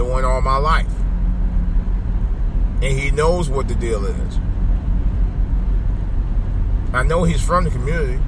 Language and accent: English; Cleveland, Ohio, United States; moved away as an adult; also born or lived in Oxon Hill, Maryland; now in Oxon Hill area, United States; I grew up in Glenville and I grew up in Woodland area